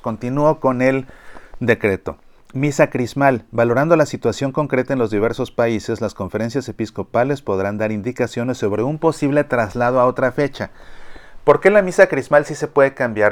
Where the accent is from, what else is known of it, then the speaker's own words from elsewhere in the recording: Mexico; como mexicanos